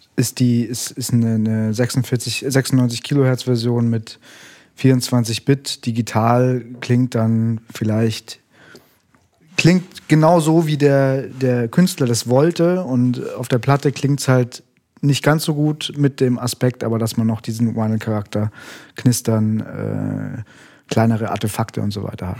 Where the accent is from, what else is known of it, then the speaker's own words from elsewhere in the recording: Munich, Bavaria, Germany; ich bin in München aufgewachsen